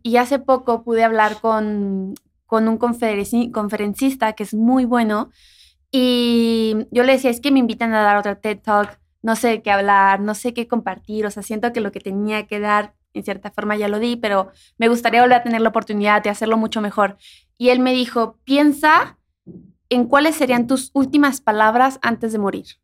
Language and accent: Spanish; Mexico; de donde yo soy, cuando llueve, se abre una boca del río